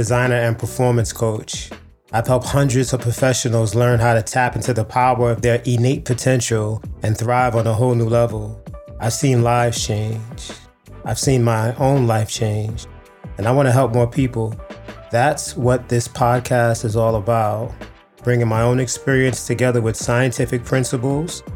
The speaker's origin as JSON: {"language": "English", "town": "New York City", "region": "New York", "country": "United States", "tie": "born or raised there", "said": "the one I grew up in Harlem, New York, in the 80s"}